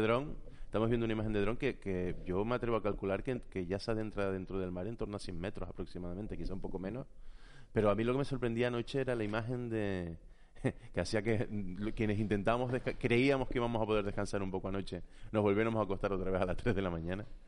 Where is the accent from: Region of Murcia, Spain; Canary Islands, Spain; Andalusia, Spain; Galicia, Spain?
Canary Islands, Spain; Santa Cruz de La Palma; also born or lived in Los Llanos de Aridane; Yo soy de Santa Cruz de la Palma. Yo nací en, muy cerquita de. Bueno, nací en el hospital como todos los palmeros